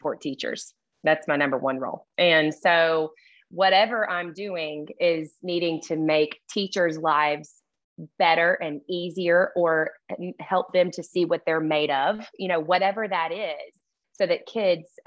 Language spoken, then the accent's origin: English; Birmingham, Alabama, United States; accent: thick Southern; also born or lived in Athens, Alabama; I lived in Birmingham before that.